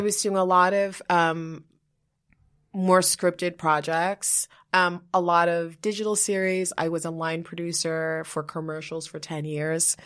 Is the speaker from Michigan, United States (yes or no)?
no; New York, United States; also born or lived in Liberia; now in New Jersey, United States; I live in New Jersey now but like I'm a New Yorker